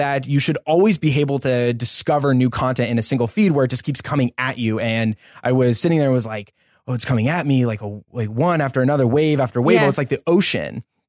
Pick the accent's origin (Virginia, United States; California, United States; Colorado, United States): Colorado, United States; also born or lived in Austin, Texas; now in Los Angeles, United States; I'm originally from Colorado. Funny enough, I was actually born here in LA. My whole family's from here, but we moved in 95. So that's where I grew up.